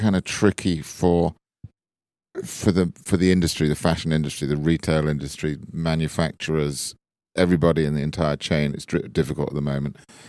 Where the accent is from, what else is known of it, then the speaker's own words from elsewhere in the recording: Bournemouth, South West England, United Kingdom; No, I was from Dorset in the south coast of England, a town called Bournemouth